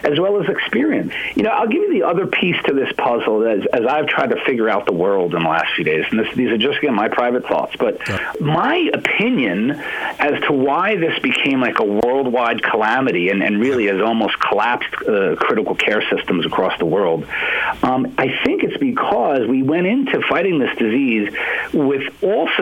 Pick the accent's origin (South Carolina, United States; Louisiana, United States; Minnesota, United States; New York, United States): New York, United States; moved away; I'm from New York. I train there